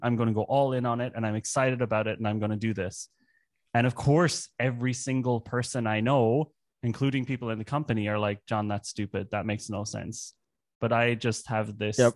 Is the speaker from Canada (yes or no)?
no; Ireland; moved away as an adult; also born or lived in Germany; now in Berlin, Germany; I grew up in Ireland, but I moved to Germany when I was 20